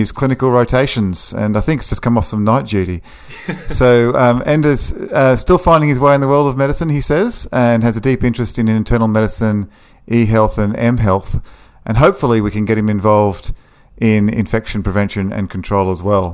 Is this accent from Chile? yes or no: no; Australia; Being Australian, my English is terrible